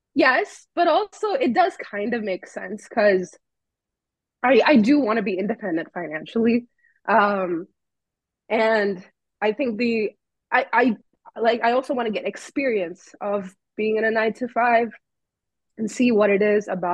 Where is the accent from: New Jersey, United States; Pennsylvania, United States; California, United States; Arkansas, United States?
California, United States; born there; also born or lived in Texas / India; now in New York, United States; I was born in California, lived there for a while, and then I moved to Texas, lived there for a while. I even lived in India for a couple of years, and then for college, I moved to New York.